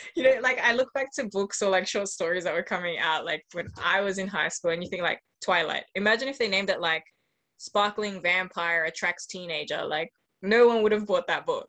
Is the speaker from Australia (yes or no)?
yes; Australia; growing up in Australia, like there's not that many Venezuelans, which is the background my mom's from